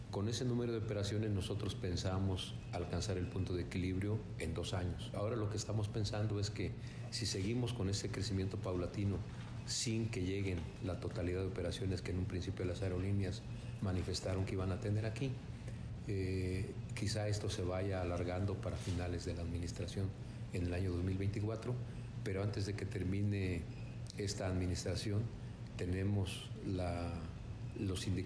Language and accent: Spanish; Mexico; deberíamos estar preocupados todos como sociedad, como mexicanos, de hacerlo productivo.